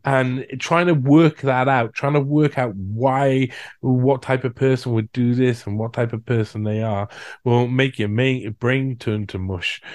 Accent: United Kingdom; in my home country, in Britain

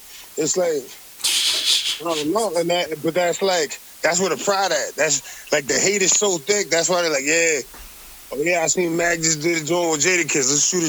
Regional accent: Allentown, Pennsylvania, United States; I'm from Allentown.

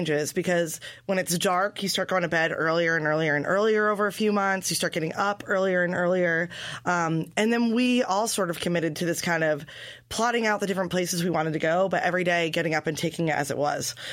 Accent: Belgium; born there; also born or lived in Guatemala; I was born in Belgium.

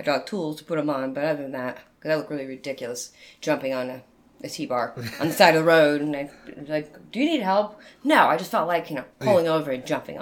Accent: New England, United States; I'm from New England.

